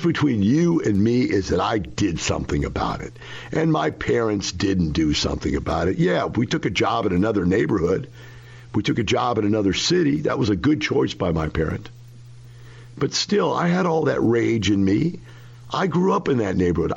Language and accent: English; Florissant, Missouri, United States; moved away; I grew up in Florissant, Missouri. That is one block from Ferguson, Missouri.